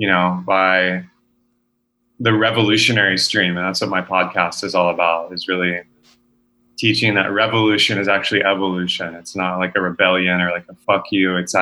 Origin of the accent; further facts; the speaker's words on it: Texas, United States; I was born and raised in Texas